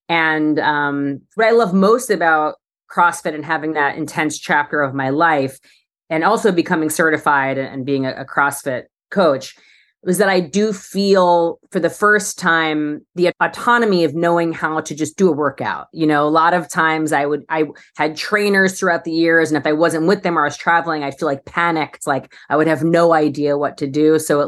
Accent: New York City, New York, United States; now in Los Angeles, United States; And then as a New Yorker moving to LA, it was sort of my way to meet people was to try different fitness things.

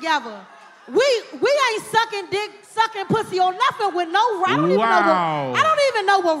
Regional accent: Washington, District of Columbia, United States; I'm a Big Fact fan, but I'm from D.C.

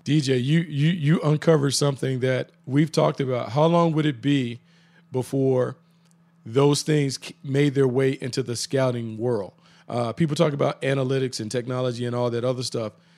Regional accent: the Carolinas, United States; growing up in the Carolinas

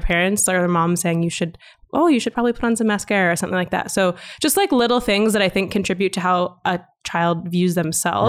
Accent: Calgary, Alberta, Canada; first language English; also born or lived in Vancouver; born and raised in Calgary

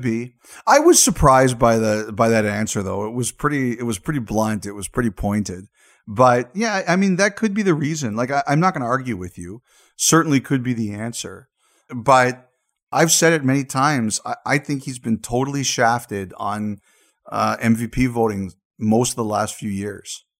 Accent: Canada; as a Canadian

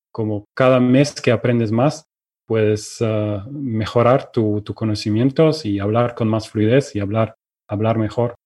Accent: Germany; first language Russian and German; Spanish is a second language; also born or lived in Ukraine; soy de Alemania, em, nací en Ucrania, pero cuando tenía dos años mis, mis padres y yo nos mudamos a Alemania

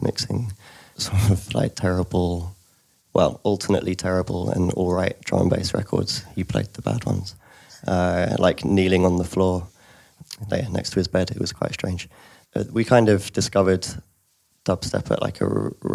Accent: London, United Kingdom; moved away as an adult; also born or lived in Leeds; I grew up in London

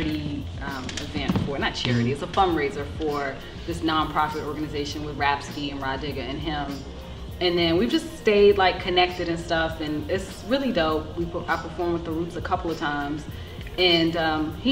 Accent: Washington, District of Columbia, United States; my experience growing up in Southeast DC

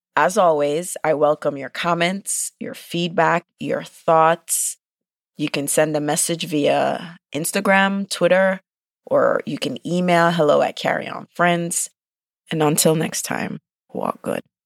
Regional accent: Jamaica; I'm Jamaican

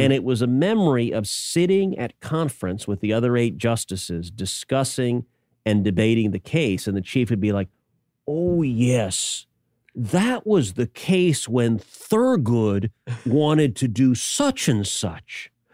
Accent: Houston, Texas, United States; growing up in Houston, when I was a little kid

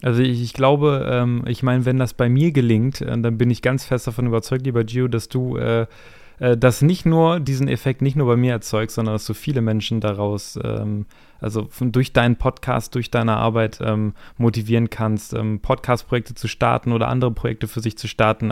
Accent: Hameln, Lower Saxony, Germany; ich bin aus der Nähe ähm, Hannover, Hameln

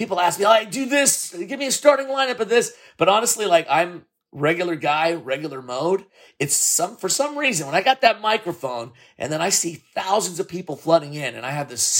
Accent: San Francisco, California, United States; I grew up born and raised in San Francisco. This is my city

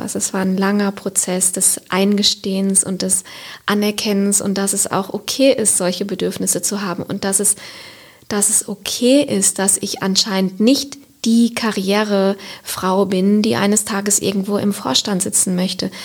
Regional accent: Siegerland, North Rhine-Westphalia, Germany; moved away as an adult; now in Cologne, Germany; wo ich herkomme, also aus einem kleinen Dorf im Siegerland

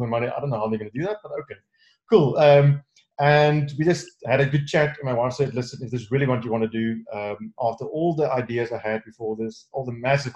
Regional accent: South Africa; I'm from South Africa

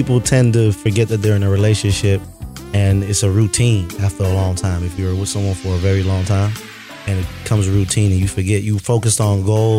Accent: Florida, United States; I'm from the South. I'm Florida.

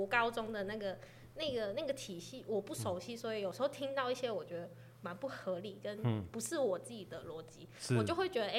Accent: Macau; first language Cantonese; Chinese is a second language; moved away as an adult; now in Chiayi, Taiwan; 我自己的十八岁之前的生活都在澳门

